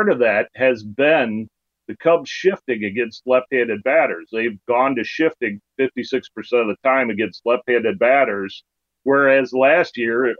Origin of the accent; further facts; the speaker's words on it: Illinois, United States; growing up in Illinois